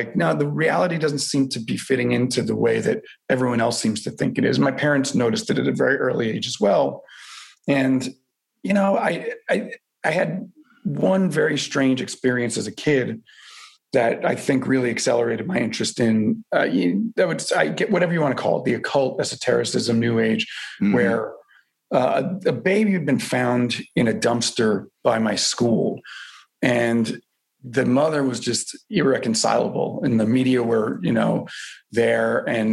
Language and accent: English; New York City, New York, United States; I grew up in Brooklyn a sensitive boy in Brooklyn in the 1980s in working class Brooklyn